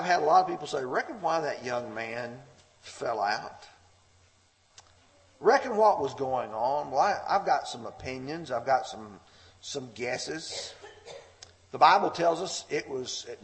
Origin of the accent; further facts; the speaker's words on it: Lamar County, Alabama, United States; growing up in Lamar County, Alabama